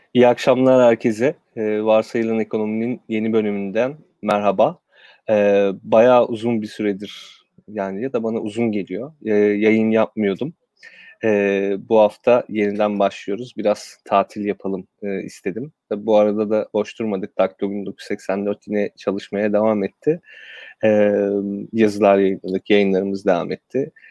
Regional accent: Kırıkkale, Turkey; Kırıkkale'de doğdum, büyüdüm.

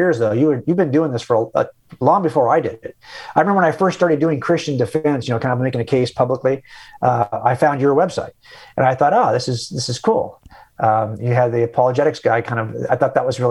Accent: California, United States; I'm a Californian because I was born here

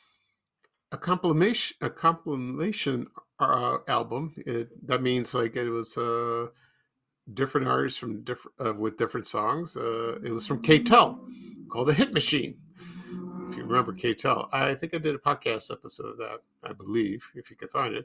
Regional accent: Chicago, Illinois, United States; when I lived in the Ashburn neighborhood in 1974, when I moved there from Roseland

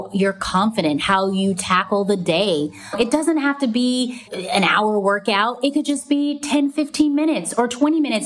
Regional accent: Hawaii, United States; I grew up in Hawaii

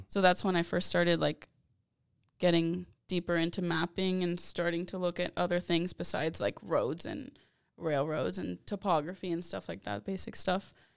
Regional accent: San Antonio, Texas, United States; I'm born and raised in San Antonio, Texas

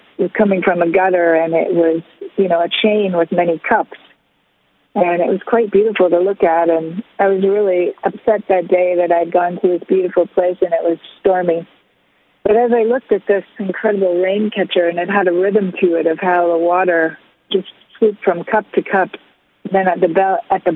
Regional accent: Woodstock, Ontario, Canada; now in Blue Mountain, Canada; I'm originally from Woodstock, Ontario, so I'm familiar with more small-town, rural kind of living.

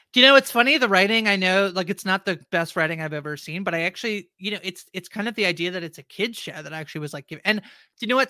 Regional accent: Canada; I'm Canadian

